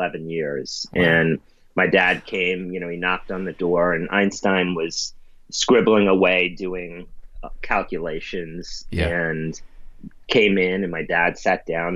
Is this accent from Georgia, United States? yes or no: no; New York City, New York, United States; I grew up in the East Village